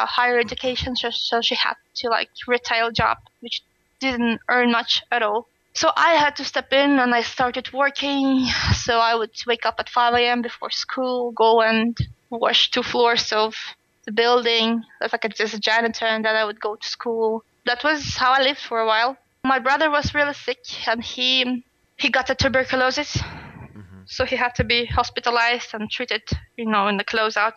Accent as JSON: {"language": "English", "region": "Siberia", "country": "Russia", "tie": "born or raised there", "second_language": "English", "moved": "as an adult", "lives_now": "Sweden", "said": "my hometown, because it's in Siberia"}